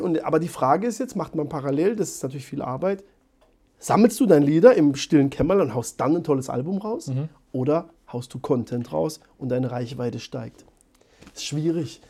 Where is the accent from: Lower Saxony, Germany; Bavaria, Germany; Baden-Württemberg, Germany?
Baden-Württemberg, Germany; accent: Baden dialect (Badisch); unser Dialekt